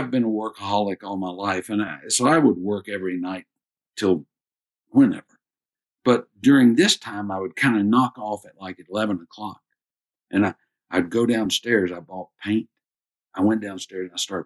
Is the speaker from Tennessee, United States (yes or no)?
yes; Maryville, Tennessee, United States; moved away as an adult; also born or lived in Georgia; I grew up in East Tennessee